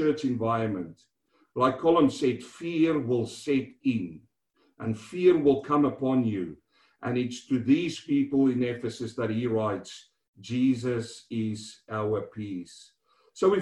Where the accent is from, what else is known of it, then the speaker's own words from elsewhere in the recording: South Africa; now in Melbourne, Australia; growing up in South Africa, walking from school home